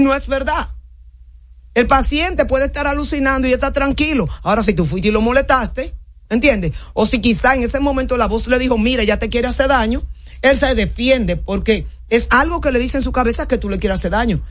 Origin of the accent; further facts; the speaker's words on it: Dominican Republic; nosotros los psiquiatras dominicanos